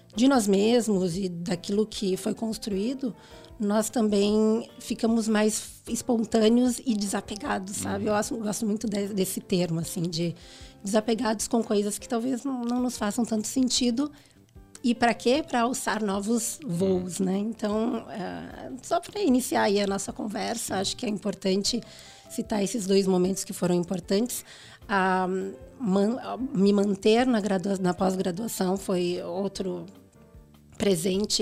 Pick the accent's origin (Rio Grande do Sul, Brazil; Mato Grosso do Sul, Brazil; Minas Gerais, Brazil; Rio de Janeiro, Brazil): Rio Grande do Sul, Brazil; moved away as an adult; also born or lived in Porto Alegre; now in São Paulo, Brazil; eu vim do Sul, né? Eu sou gaúcha, e no Rio Grande do Sul nós somos muito bairristas